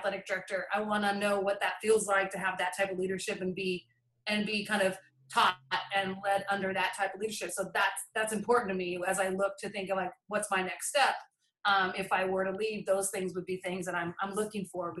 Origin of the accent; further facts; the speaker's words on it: Boise, Idaho, United States; moved away; I grew up in Boise, Idaho, almost my entire life